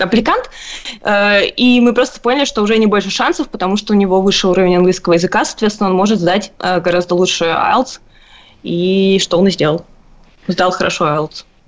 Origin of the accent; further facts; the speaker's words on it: Moscow, Russia; moved away as an adult; now in Canada; я родилась и выросла в Москве